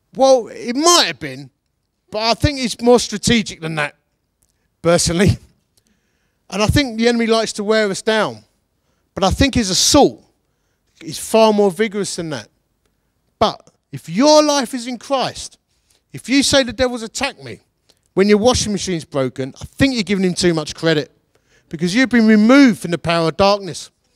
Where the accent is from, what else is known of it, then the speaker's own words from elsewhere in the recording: Essex, East of England, United Kingdom; now in Derbyshire, United Kingdom; I'm from Essex. We're proper grumpy about everything all the time